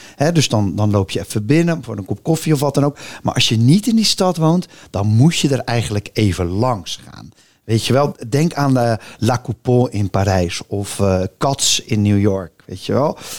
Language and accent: Dutch; Rotterdam, South Holland, Netherlands; ik ben echt Rotterdammer